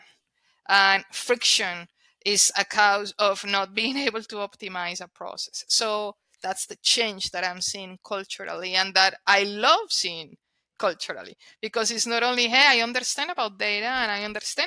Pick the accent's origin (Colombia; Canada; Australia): Colombia; first language Spanish; English is a second language; moved away; I'm Colombian. Therefore, my first language is Spanish.